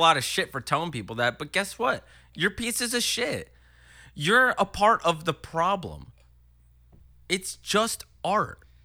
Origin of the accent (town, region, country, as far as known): Horsham, Pennsylvania, United States; born or raised there; also born or lived in Willow Grove, Pennsylvania